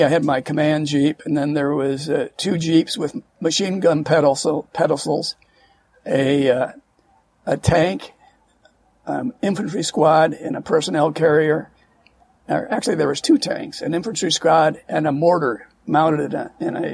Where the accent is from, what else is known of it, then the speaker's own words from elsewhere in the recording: Santa Monica, California, United States; also born or lived in Manila, Philippines / Fort Monroe, Virginia; we came to California, and then I grew up in Santa Monica all the way through